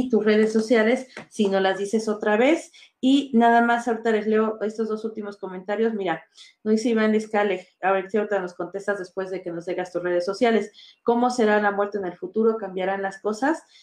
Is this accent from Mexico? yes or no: yes; Mexico; Pues así somos los mexicanos, ¿no?